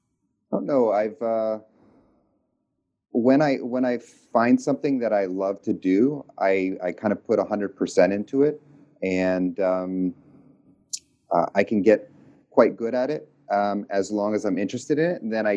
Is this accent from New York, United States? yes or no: yes; New York, United States; moved away as an adult; also born or lived in Iowa / Nashville, Tennessee / Texas; I grew up on the East Coast, upstate New York. And then I kind of moved around a lot.